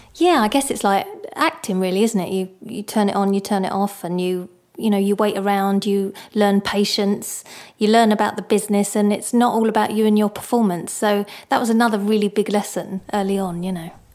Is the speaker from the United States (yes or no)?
no; Barking, London, United Kingdom; moved away; I didn't actually like growing up in Barking very much